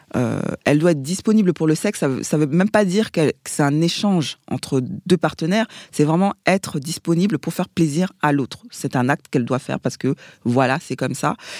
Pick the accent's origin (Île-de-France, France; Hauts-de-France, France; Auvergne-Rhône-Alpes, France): Île-de-France, France; Paris; also born or lived in Seine-Saint-Denis; je suis parisienne. Je suis née euh, à l'hôpital Saint-Antoine, dans le deuxième arrondissement. On a habité euh, dans le 19e pendant des années avant de déménager dans, dans le 93.